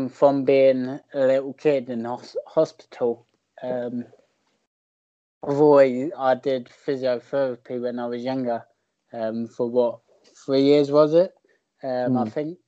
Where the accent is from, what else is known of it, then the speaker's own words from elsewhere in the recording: Bognor Regis, South East England, United Kingdom; I'm from Bognor